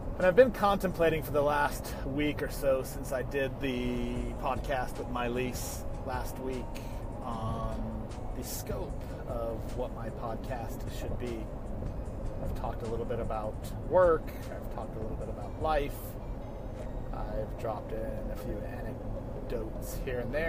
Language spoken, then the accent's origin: English; Colorado, United States; also born or lived in California; now in Charlotte, United States; I was born in Colorado, lived in California most of my adult life, relocated to the South in 2006